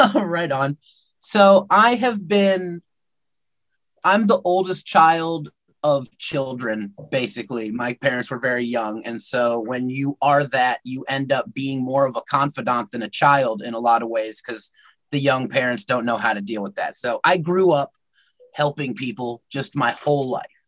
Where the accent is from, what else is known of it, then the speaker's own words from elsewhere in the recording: United States; I'm technically Métis, but I'm American